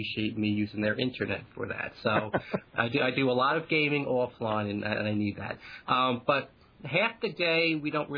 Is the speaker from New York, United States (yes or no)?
yes; Long Island, New York, United States; accent: Long Island; Long Island. I'm from Long Island, so I've got that Long Island-y accent